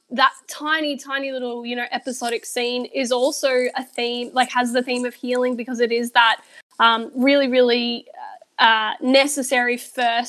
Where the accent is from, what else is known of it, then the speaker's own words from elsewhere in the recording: Australia; I am an Australian